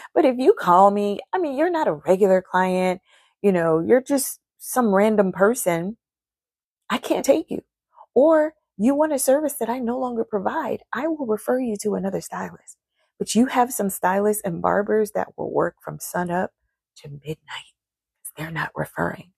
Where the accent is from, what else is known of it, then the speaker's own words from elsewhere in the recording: Charleston, United States; I'm from Charleston